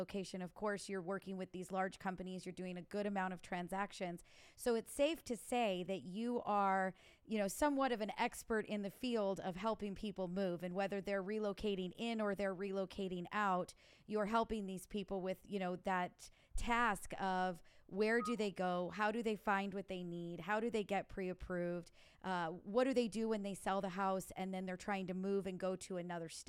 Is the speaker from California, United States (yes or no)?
no; Illinois, United States; now in Los Angeles, United States; I'm from Illinois